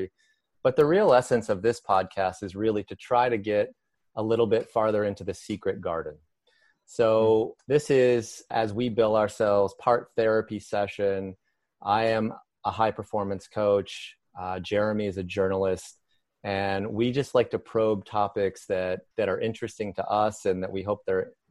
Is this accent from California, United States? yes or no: no; Michigan, United States; I was raised in Michigan